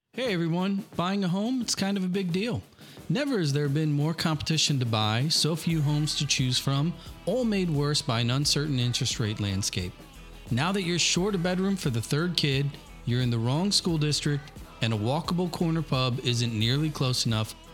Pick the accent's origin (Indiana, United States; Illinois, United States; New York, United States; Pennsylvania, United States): Illinois, United States; Granite City; I grew up in Granite